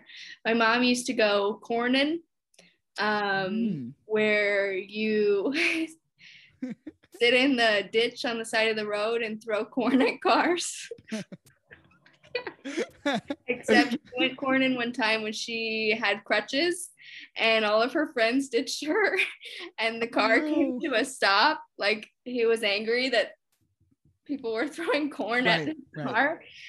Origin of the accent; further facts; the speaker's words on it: Indiana, United States; born there; also born or lived in Richmond, Virginia; So I would always tell everyone I was from Richmond, from Virginia. Right. And then I moved here and then I'm like, actually, I was born in Indiana.